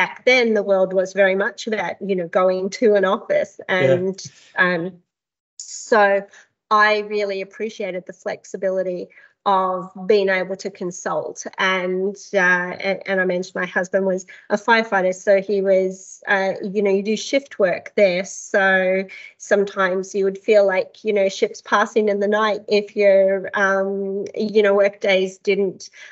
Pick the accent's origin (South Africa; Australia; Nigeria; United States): Australia; Canberra, Australian Capital Territory; moved away as an adult; also born or lived in Calgary, Canada; now in Bermagui, Australia; I grew up in Canberra